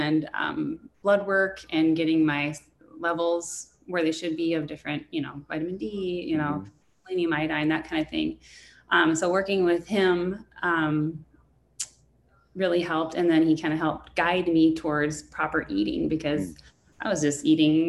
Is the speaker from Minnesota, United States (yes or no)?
yes; Minnesota, United States; pasty white from being a Minnesotan